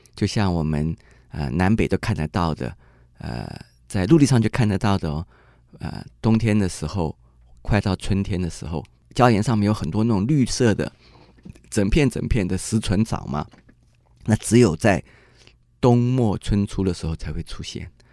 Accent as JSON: {"language": "Chinese", "region": "Taipei", "country": "Taiwan", "said": "我是台北人"}